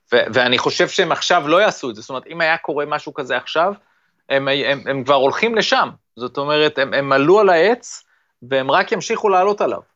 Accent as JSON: {"language": "Hebrew", "country": "Israel"}